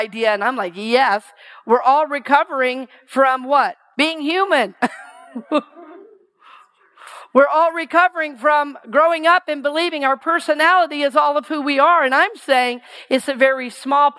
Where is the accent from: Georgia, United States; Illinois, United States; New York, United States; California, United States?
Georgia, United States; moved away as an adult; also born or lived in Seattle; I grew up in Georgia